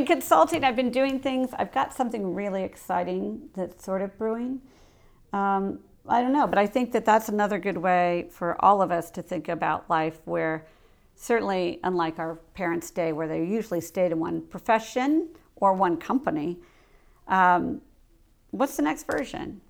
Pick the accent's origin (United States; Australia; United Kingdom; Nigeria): United States; Coshocton, Ohio; moved away; also born or lived in Manhattan Beach; I'm from Coshocton